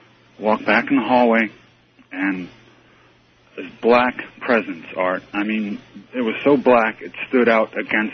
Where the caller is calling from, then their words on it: Fairborn, Ohio, United States; also born or lived in Edison, New Jersey; I'm calling from Fairborn, Ohio.